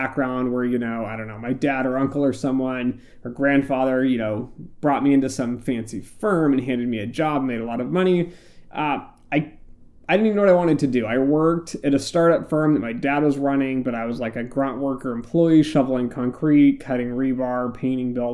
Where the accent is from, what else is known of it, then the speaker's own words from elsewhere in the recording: United States; I'm from the US